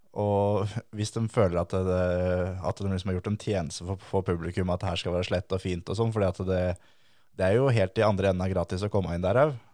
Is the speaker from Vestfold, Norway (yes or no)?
yes; Tønsberg, Vestfold, Norway; for oss som uh, er derfra